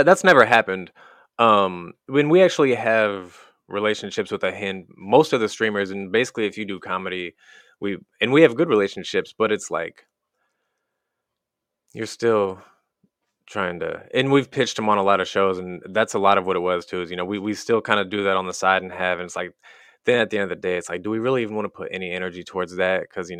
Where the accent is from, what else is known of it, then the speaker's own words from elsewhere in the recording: Wellsville, Missouri, United States; now in California, United States; Tiny town, middle of nowhere in the Midwest. We grew up in Wellsville, Missouri.